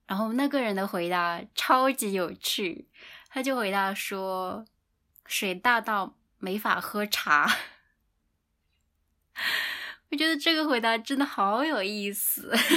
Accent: China; moved away; 我的家乡离福建很近

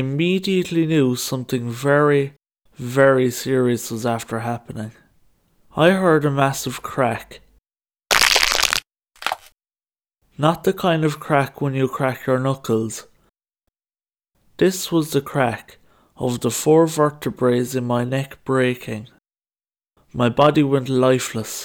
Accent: Killarney, Munster, Ireland; here in my hometown of Killarney

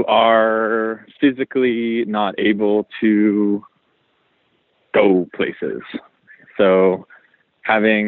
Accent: Montreal, Quebec, Canada; also born or lived in Toronto; now in New York, United States; I'm from Canada originally, from Montreal

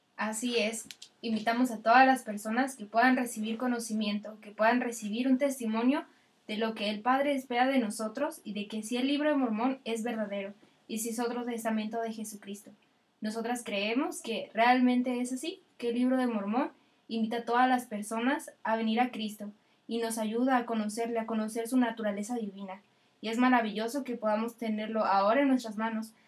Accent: San Luis Potosí, Mexico; yo soy de San Luis Potosí

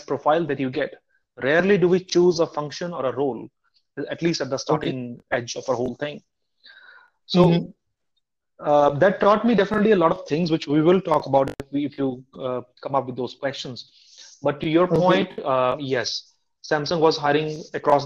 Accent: India; moved away; also born or lived in United States / South Korea; as an Indian person educated in the US

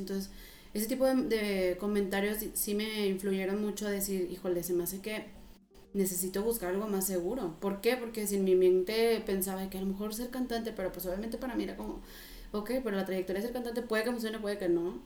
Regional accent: Reynosa, Tamaulipas, Mexico; moved away as an adult; also born or lived in Monterrey, Mexico / France; Yo soy originaria de Reynosa

